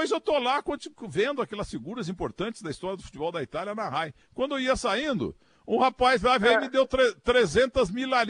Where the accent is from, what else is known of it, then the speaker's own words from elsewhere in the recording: Portugal; sem falar italiano, eu não falo nada, sou português